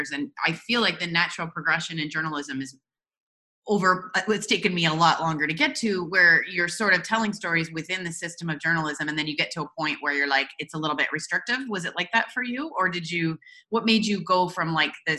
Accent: Canada; I grew up watching in Canada

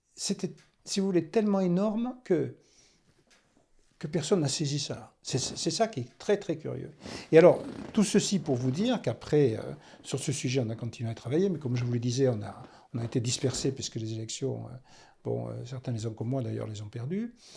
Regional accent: Toulouse, Occitania, France; also born or lived in Gironde; je suis toulousain

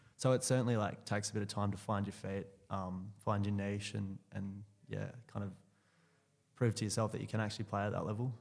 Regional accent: Clackline, Western Australia, Australia; also born or lived in Subiaco, Western Australia / Chidlow, Western Australia; I grew up actually out near Northam in, uh, in a place called Clachlon.

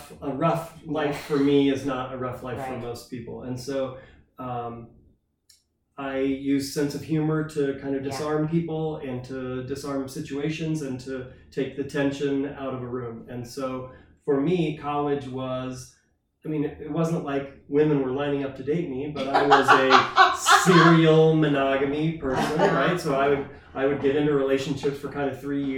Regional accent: Indiana, United States; I'm from Indiana. Everybody's married by the time they're 24, kids when they're 26

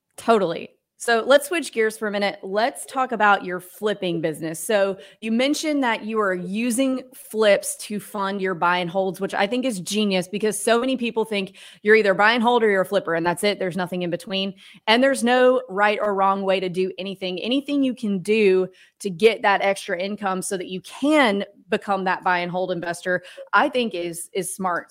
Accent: Mississippi, United States; I grew up in Mississippi

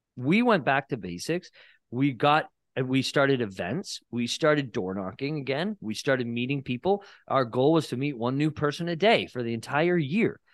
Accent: Barrie, Ontario, Canada; moved away as an adult; now in Niagara-on-the-Lake, Canada; I never lived in Niagara. I'm from Barrie, Ontario

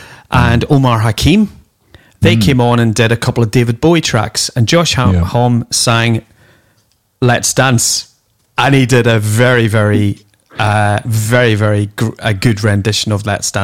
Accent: Ireland; I'm Irish

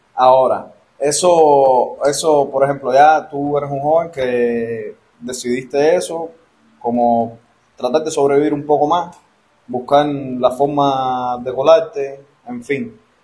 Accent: Cuba

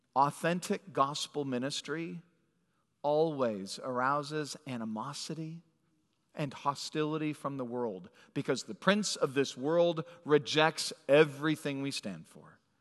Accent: Phoenix, Arizona, United States; moved away; I was born in Phoenix, and as a young kid, went to San Diego

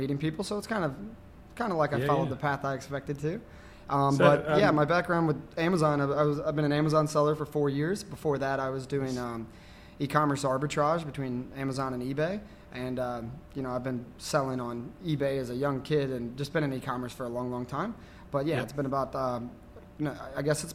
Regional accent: St. Louis, Missouri, United States; moved away as an adult; also born or lived in Alicante, Spain; now in San Juan, Puerto Rico; I'm a Missouri boy. I'm originally from St. Louis, Missouri

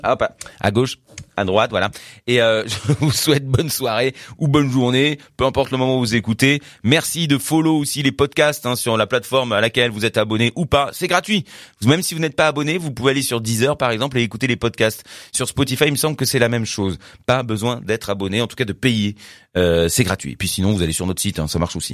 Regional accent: France; pour nous en tant que Français

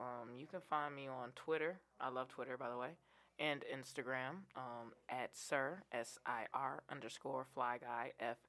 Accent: Illinois, United States; you know I'm from Illinois

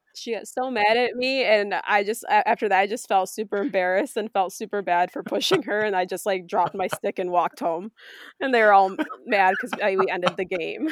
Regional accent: Taylor Hollow, New York, United States; So, I grew up in Taylor Hollow. I still live there

